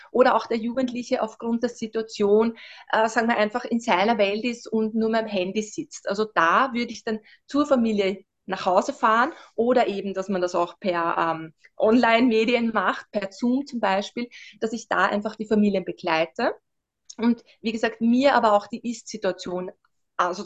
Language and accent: German; Vienna, Austria; Wie gesagt, ich bin aus Österreich, wie schon an, anfangs erwähnt, ähm, genau aus Wien.